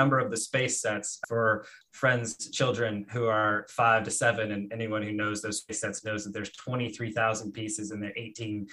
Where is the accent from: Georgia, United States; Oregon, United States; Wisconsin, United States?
Oregon, United States; Portland; moved away as an adult; also born or lived in Salem, Oregon / Bogota, Colombia; I started out in Portland, Oregon, which is really where my hometown. I was born in Salem and then moved to suburbs of Portland shortly after. And really that's where I grew up